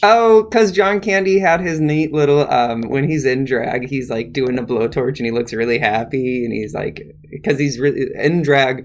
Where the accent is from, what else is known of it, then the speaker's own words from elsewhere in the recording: Midwest, United States; I'm from the Midwest